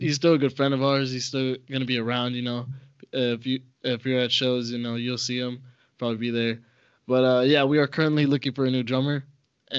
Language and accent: English; Las Vegas, Nevada, United States; also born or lived in El Paso, Texas; My hometown where I was born was El Paso, but I was raised here in Vegas